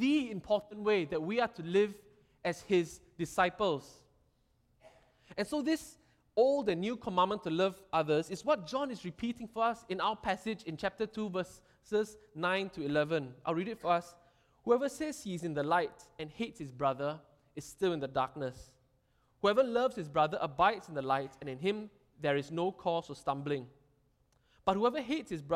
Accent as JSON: {"language": "English", "country": "Singapore", "said": "Being Singaporean"}